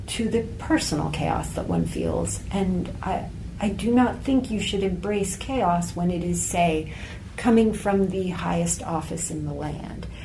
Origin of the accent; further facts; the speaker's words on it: United States; my perspective as American